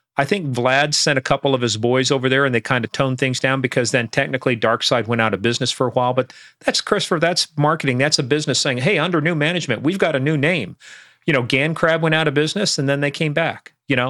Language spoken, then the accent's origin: English; Iran; now in United States; growing up in Iran